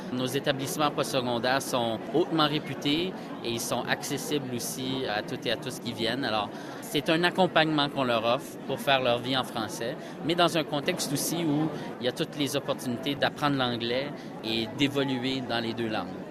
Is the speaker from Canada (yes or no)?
yes; Canada; chez nous au Canada